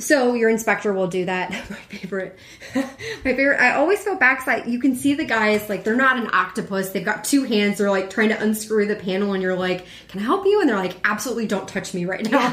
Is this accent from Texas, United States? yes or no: yes; Houston, Texas, United States; now in Chicago, United States; Growing up in Houston